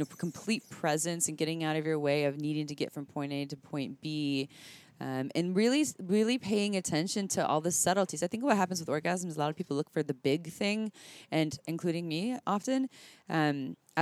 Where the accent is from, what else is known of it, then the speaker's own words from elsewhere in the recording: Santa Cruz, California, United States; I'm from Santa Cruz.